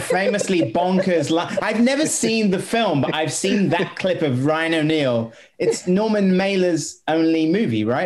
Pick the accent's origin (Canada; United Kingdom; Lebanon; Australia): United Kingdom; I'm as a Brit